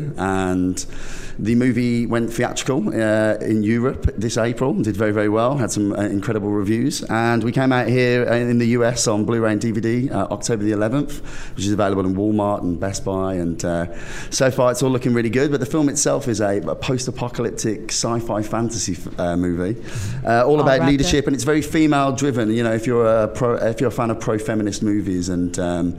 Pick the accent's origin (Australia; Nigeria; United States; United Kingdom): United Kingdom; also born or lived in London; I'm a Brit abroad